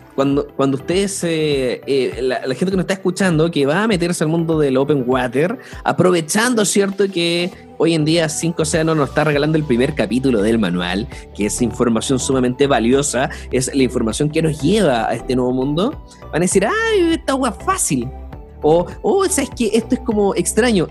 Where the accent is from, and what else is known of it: Chile